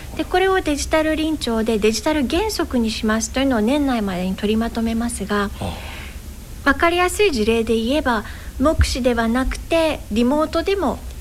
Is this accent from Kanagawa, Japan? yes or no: yes; Yokosuka, Kanagawa, Japan; also born or lived in Yokohama / Odawara; 私生まれは神奈川県横須賀市です。